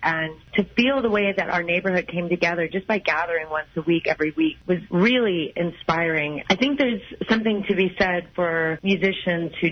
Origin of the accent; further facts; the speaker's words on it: Midwest, United States; now in Los Angeles, United States; I'm from the Midwest.